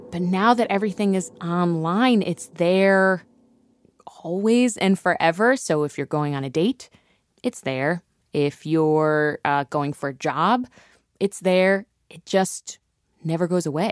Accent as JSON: {"language": "English", "region": "Ohio", "country": "United States", "moved": "yes", "said": "I'm from Ohio"}